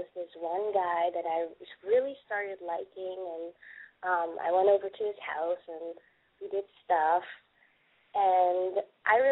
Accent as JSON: {"language": "English", "country": "Netherlands", "moved": "as an adult", "lives_now": "Charlotte, United States", "said": "I live in Charlotte at the moment, Charlotte, North Carolina. I'm from the Netherlands. I moved here a few years ago."}